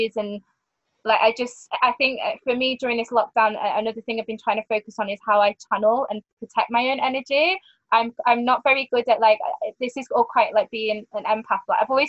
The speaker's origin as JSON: {"language": "English", "town": "Manchester", "region": "North West England", "country": "United Kingdom", "tie": "born or raised there", "said": "a bar in Manchester, at my hometown"}